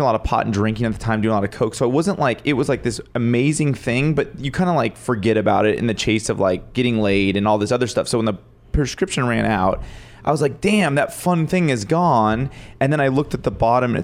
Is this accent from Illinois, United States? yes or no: no; Pasadena, California, United States; I'm a local guy. I'm from Pasadena, California